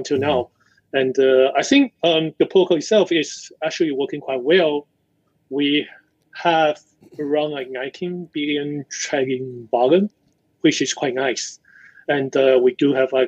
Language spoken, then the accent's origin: English; Taiwan; also born or lived in United States; I grew up in Taiwan